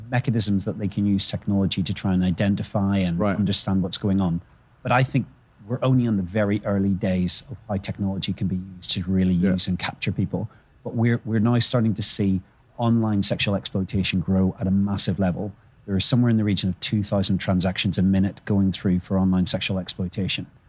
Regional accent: Northern Ireland, United Kingdom; growing up in Northern Ireland

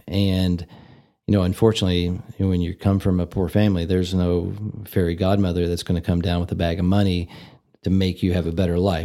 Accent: Louisville, Kentucky, United States; moved away as an adult; also born or lived in Tennessee / Memphis, Tennessee; now in Amarillo, United States; I grew up in Louisville, Kentucky, and I was born in Tennessee, but I spent most of my life in, in Louisville, and that's where I lived through high school.

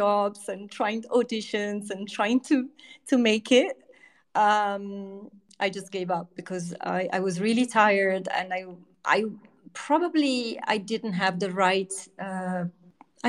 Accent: east coast of central Italy, Italy; also born or lived in Rome; now in United Kingdom; my parents just went back to their original hometown, which was on the east coast of Italy, in central Italy. So about 2 hours from Rome on the sea. So I grew up by the sea.

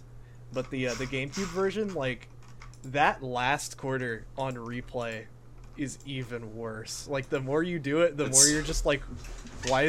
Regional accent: Atlanta, Georgia, United States; I'm from Atlanta.

